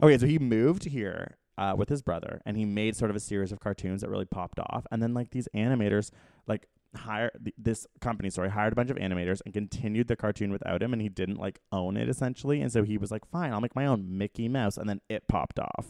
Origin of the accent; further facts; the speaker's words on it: Canada; as a Canadian living in America